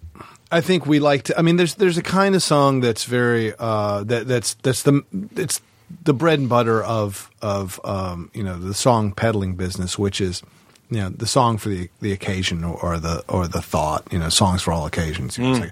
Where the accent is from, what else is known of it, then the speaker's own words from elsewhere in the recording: the South, United States; I'm from the South, and I actually don't know the vocabulary of all that stuff.